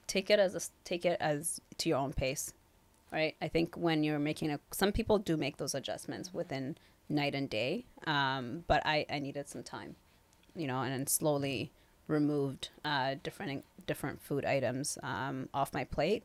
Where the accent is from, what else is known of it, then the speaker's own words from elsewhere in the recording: Kenya; also born or lived in Toronto, Canada; now in Vancouver, Canada; I grew up in Kenya